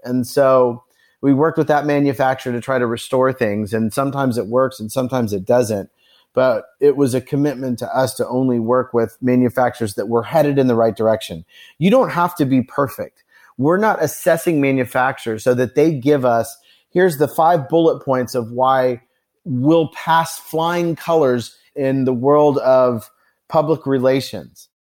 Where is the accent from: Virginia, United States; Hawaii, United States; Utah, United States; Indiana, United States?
Indiana, United States; Carmel; now in Nashville, United States; I grew up in Carmel, Indiana, on the north side of Indianapolis.